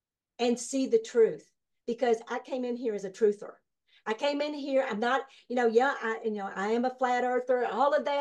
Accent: Kentucky, United States; I was born and raised here

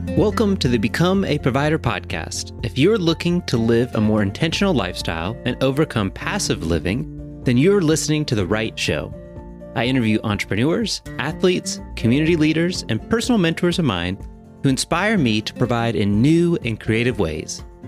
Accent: Virginia, United States; now in Hillsborough, United States; I grew up in Virginia

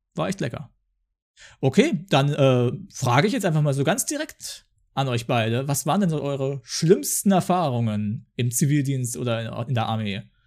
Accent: Germany; ich komme ja aus Deutschland

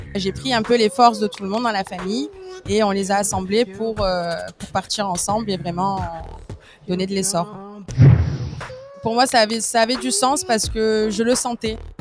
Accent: Marseille, Provence-Alpes-Côte d'Azur, France; je suis marseillaise, donc née et élevée à Marseille

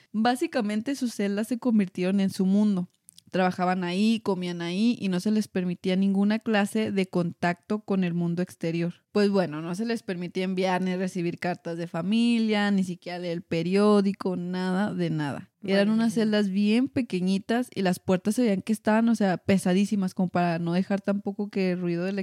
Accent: United States; Spanish is a second language; Ay, perdón, es que soy gringa.

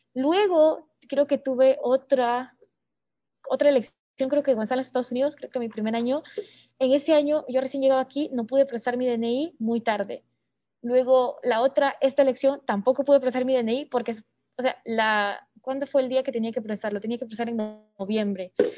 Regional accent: Peru; moved away; also born or lived in Singapore; desde que me fui de Perú

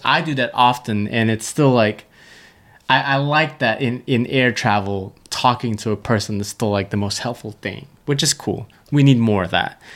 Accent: Malaysia; moved away; Malaysia specifically, in my hometown, small town, not the main city

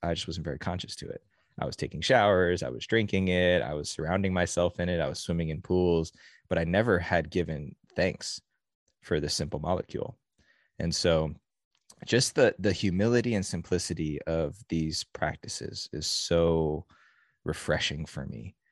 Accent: New Jersey, United States; now in California, United States; As a kid growing up in New Jersey

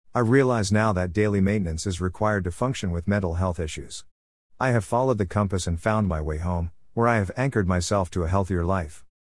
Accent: South Carolina, United States; back to South Carolina. It was snowing when my bus pulled up to my home state

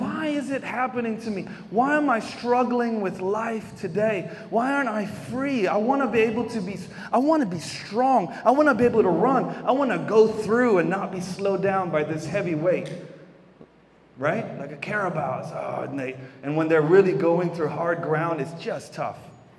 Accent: Davao City, Davao Region, Philippines; born there; I was born here in Davao City. For those that don't know, I'm half Filipino. My mama is Filipino, and I'm half American, whatever that looks like, because that is a total mix in my family.

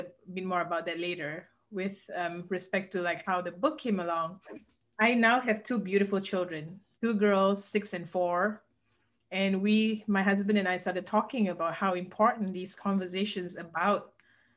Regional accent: Malaysia; now in Lexington, United States; I was born and raised in Malaysia, and that's where I'm from, but now I live in Lexington, Kentucky

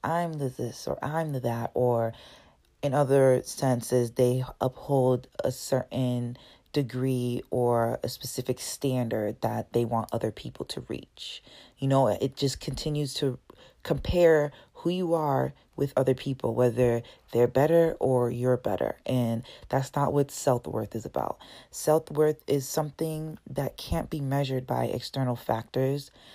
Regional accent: Brockton, Massachusetts, United States; also born or lived in Dorchester, Massachusetts; I was born in Dorchester when I was five years old. My family moved out to Brockton. That's where I was grown up. Um, I went to Brockton High

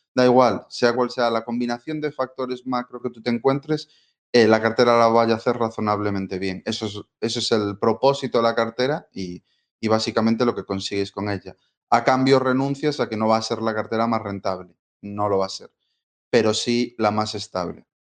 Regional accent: Galicia, Spain; moved away as an adult; volver a mi tierra, a Galicia

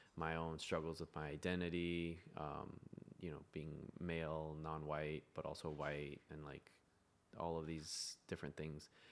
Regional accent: United States; I'm American

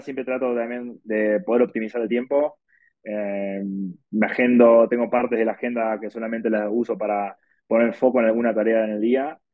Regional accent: Argentina; now in Mexico City, Mexico; soy argentino

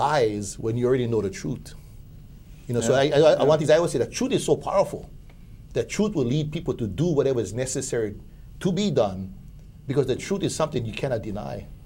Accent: Hawaii, United States; as a Hawaiian

